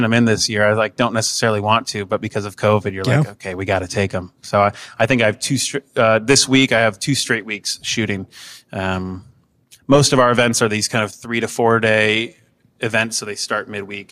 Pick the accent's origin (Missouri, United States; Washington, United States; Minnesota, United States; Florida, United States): Washington, United States; Seattle; moved away as an adult; now in Cleveland, United States; We're originally from Seattle